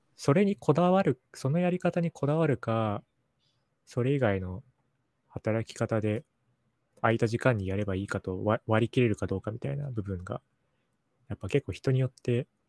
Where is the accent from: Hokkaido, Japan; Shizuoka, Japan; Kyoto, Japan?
Hokkaido, Japan; Sapporo; now in Tokyo, Japan; 札幌っていうところで育ってたんで